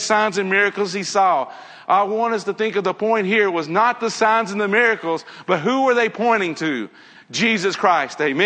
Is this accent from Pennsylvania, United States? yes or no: no; Nashville, Tennessee, United States; I grew up in Tennessee. Grew up in Nashville.